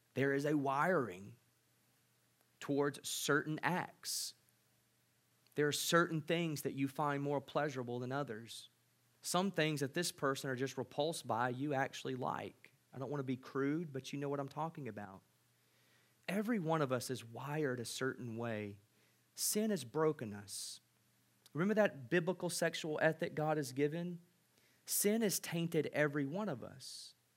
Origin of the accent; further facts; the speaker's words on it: United States; as an American visiting